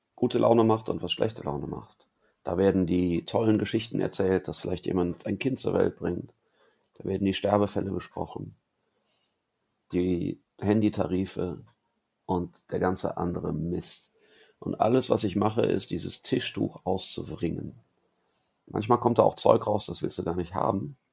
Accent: Cologne, North Rhine-Westphalia, Germany; als Kölner

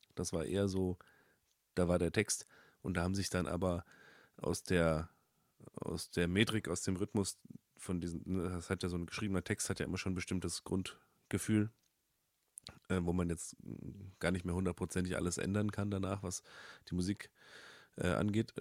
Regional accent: Upper Rhine Plain near Freiburg, Baden-Württemberg, Germany; now in Berlin, Germany; in der Rheinebene, wo ich aufgewachsen bin

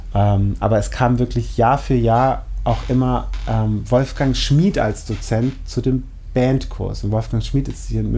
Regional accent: Schorndorf, Baden-Württemberg, Germany; ich komme nicht direkt aus Schorndorf, sondern aus so einem Teilort mit irgendwie 2000 Einwohnern

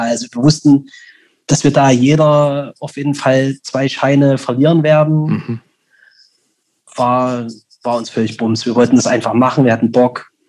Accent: Leipzig, Saxony, Germany; Und ich so, näher aus Leipzig.

